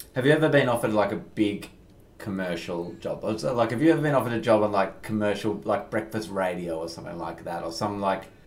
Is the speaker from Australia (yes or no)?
yes; Perth, Western Australia, Australia; now in Melbourne, Australia; where I grew up in Perth